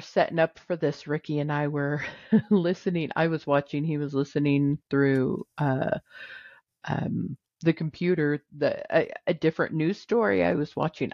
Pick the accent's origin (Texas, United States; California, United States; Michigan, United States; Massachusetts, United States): California, United States; I'm a Californian and I don't say Nevada.